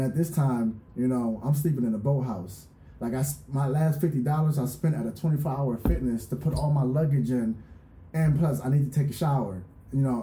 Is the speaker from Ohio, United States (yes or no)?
no; Philadelphia, Pennsylvania, United States; moved away as an adult; now in Orange County, United States; I'm from the East Coast, so I'm from Philadelphia